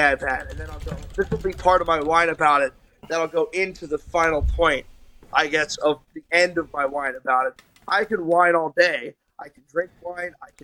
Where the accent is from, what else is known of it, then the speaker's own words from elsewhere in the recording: New Jersey, United States; my hometown in New Jersey, and now I'm in Charlotte